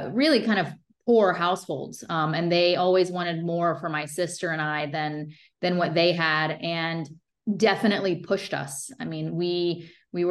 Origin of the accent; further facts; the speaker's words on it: Fort Pierce, Florida, United States; also born or lived in Stuart, Florida; I was raised in Fort Pierce, Florida, which is at the time was a pretty small town